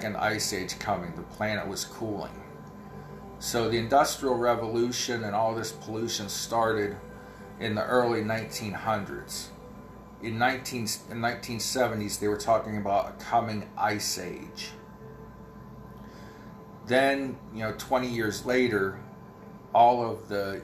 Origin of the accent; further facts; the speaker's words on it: near Pittsburgh, Pennsylvania, United States; accent: Pittsburgh; I live too close to Pittsburgh